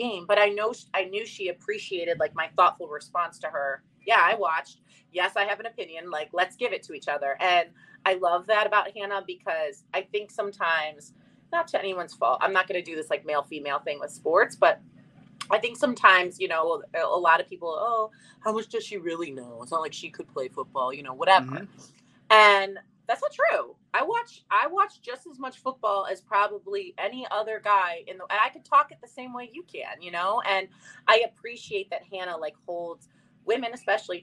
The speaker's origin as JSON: {"language": "English", "town": "Chicago", "region": "Illinois", "country": "United States", "tie": "born or raised there", "moved": "as an adult", "lives_now": "Connecticut, United States", "said": "I was younger, I grew up in Chicago"}